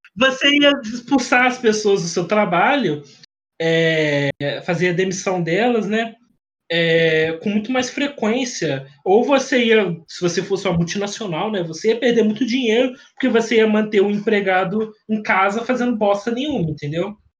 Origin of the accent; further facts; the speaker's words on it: Rio de Janeiro, Brazil; eu sou carioca